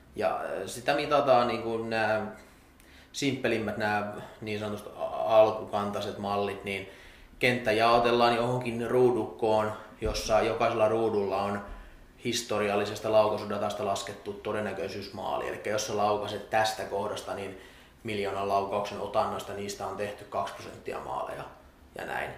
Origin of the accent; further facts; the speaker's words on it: Salo, Southwest Finland, Finland; kotikaupunkini joukkueessa Salpassa